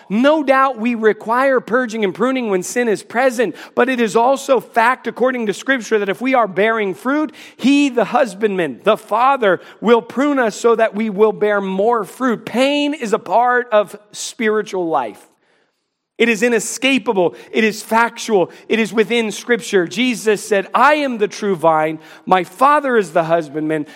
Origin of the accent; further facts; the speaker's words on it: North Carolina, United States; I would say North Carolina